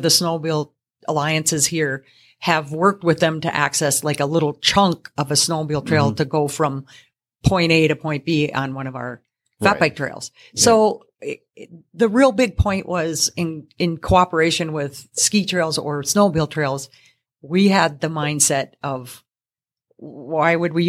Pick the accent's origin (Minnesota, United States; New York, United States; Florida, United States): Minnesota, United States; Duluth; also born or lived in Twin Cities; now in Seeley, United States; I'm not. I'm actually originally from Duluth, down into the Twin Cities, to God's country.